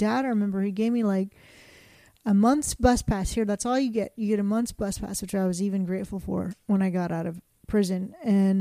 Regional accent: Kingwood, Texas, United States; This little white girl growing up in Kingwood

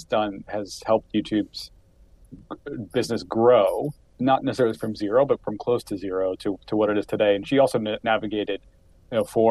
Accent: Columbus, Ohio, United States; also born or lived in Wooster, Ohio / Chicago, Illinois; I'm from Columbus, Ohio.

